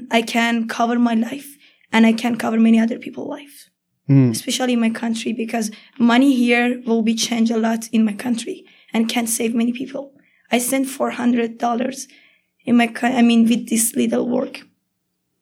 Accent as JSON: {"language": "English", "country": "Iran", "second_language": "English", "moved": "as an adult", "said": "I'm from Iran"}